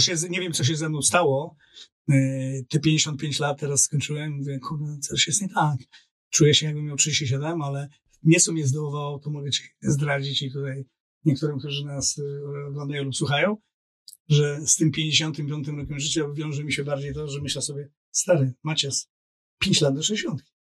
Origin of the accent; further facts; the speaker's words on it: Tricity, Pomeranian Voivodeship, Poland; also born or lived in Warsaw; Siedziałem w Warszawie, jestem z Trójmiasta, wracałem w weekendy do Trójmiasta.